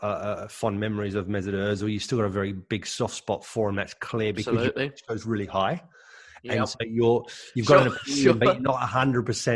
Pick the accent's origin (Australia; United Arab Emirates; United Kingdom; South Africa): Australia; I was born in Australia, but of German parents, and I grew up